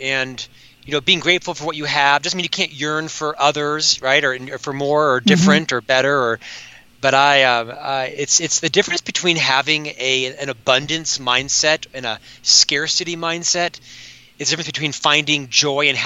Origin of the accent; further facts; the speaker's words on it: Winter Park, Florida, United States; also born or lived in Orlando, Florida; now in Salt Lake City, United States; I was born, as you know, born and raised in Winter Park there and lived most of my early life in the Orlando area